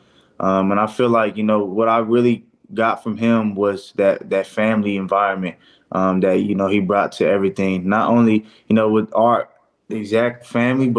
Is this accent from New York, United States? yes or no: no; Fresno, California, United States; my hometown, the Fresno area